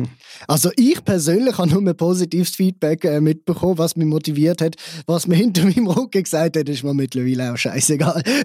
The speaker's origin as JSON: {"language": "German", "town": "Basel", "region": "Basel-Stadt", "country": "Switzerland", "tie": "born or raised there", "said": "Ich bin gebürtiger Basler, ich komme aus der Schweiz."}